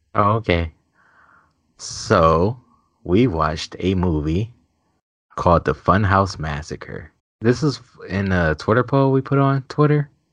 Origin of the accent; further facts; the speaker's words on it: Cleveland, Ohio, United States; I'm from Cleveland, so it's, like, city. suburbs